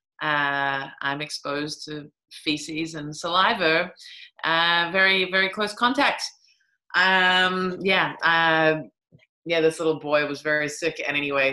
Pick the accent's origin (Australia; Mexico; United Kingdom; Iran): Australia; also born or lived in New Zealand; now in Berlin, Germany; I'm originally from New Zealand, but grew up in Australia.